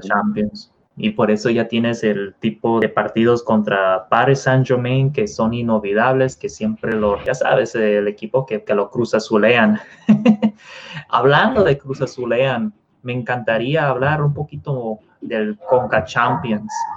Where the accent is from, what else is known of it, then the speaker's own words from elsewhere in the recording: Mexico; nosotros eh, siendo, mexicanos